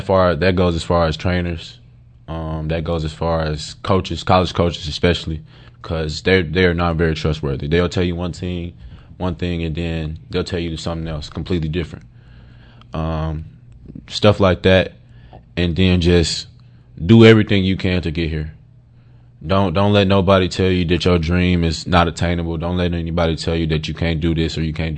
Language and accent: English; Little Rock, Arkansas, United States; growing up in Little Rock